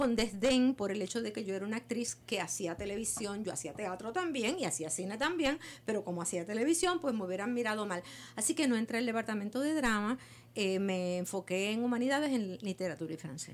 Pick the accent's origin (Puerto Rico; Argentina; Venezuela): Puerto Rico; nosotros los puertorriqueños